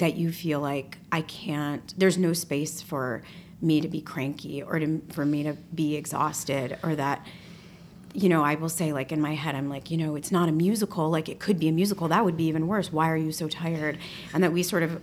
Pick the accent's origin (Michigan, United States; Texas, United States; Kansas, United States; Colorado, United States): Michigan, United States; Detroit; moved away; a young woman growing up in Detroit